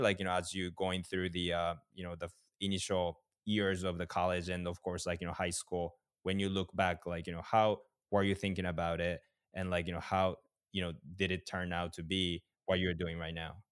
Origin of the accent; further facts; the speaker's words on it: Japan; I'm from Japan